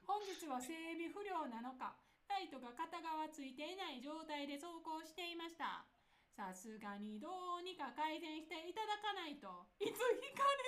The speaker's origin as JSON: {"language": "Japanese", "region": "Nara", "country": "Japan", "tie": "born or raised there", "accent": "Kansai dialect", "said": "私、奈良出身"}